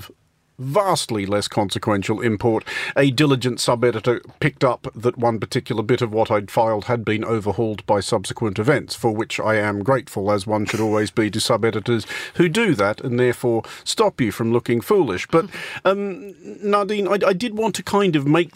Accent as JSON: {"language": "English", "country": "Australia", "tie": "born or raised there", "moved": "yes", "said": "growing up in Australia"}